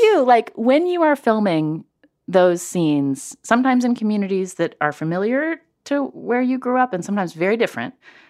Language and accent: English; Charleston, West Virginia, United States; I grew up in Charleston, West Virginia.